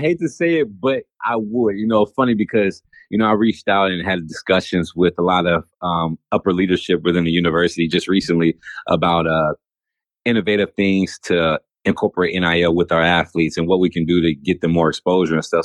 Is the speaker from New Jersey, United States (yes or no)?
no; California, United States; growing up in California